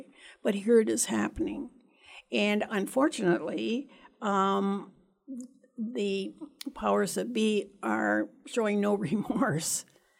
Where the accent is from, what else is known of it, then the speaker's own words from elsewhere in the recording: Canada; moved away as an adult; I think also I immigrated to this country from Canada years ago and with my husband and three children.